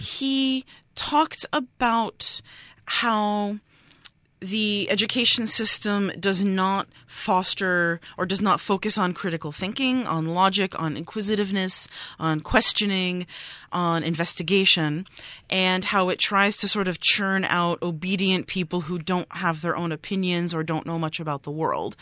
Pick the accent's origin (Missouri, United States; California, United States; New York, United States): New York, United States; moved away as an adult; now in Taiwan; I'm a New Yorker